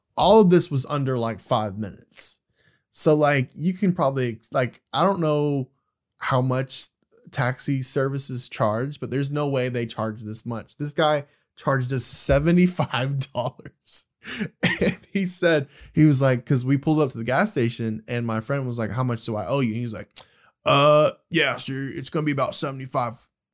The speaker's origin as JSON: {"language": "English", "town": "Birmingham", "region": "Alabama", "country": "United States", "said": "we're from Birmingham, Alabama"}